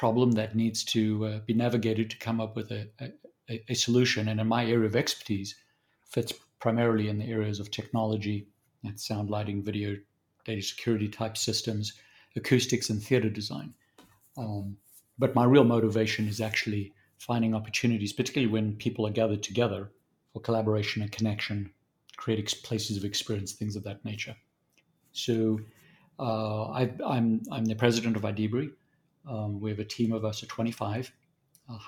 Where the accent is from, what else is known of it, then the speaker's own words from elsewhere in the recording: South Africa; accent: Southern African; moved away as an adult; also born or lived in Zambia; now in Dallas, United States; I was born in Zambia and then raised mostly in South Africa